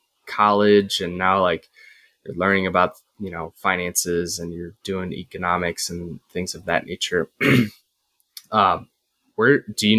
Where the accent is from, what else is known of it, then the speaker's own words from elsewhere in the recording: Midwest, United States; I'm a Midwest guy